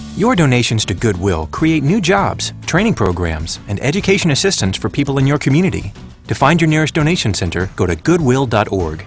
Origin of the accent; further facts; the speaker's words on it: Washington, District of Columbia, United States; I grew up in Washington